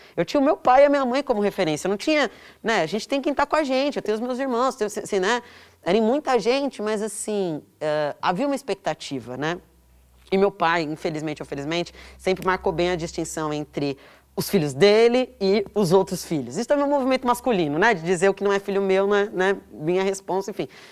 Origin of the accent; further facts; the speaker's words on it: São Paulo, Brazil; Eu cresci em São Paulo, eu nasci aqui